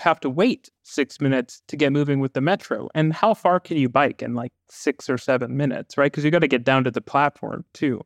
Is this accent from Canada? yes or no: yes; Vancouver, British Columbia, Canada; I grew up in Vancouver